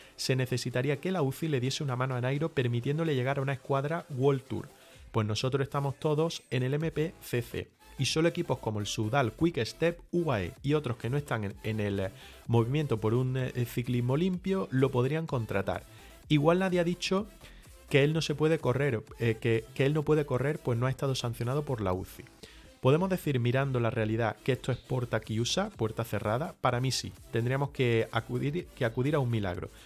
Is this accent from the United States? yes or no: no; Granada, Andalusia, Spain; accent: southern; estamos en Granada, que somos de Granada